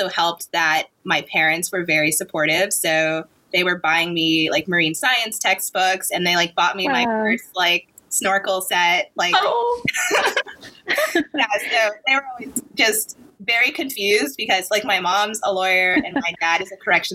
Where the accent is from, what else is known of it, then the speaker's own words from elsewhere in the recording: New York, United States; I grew up in New York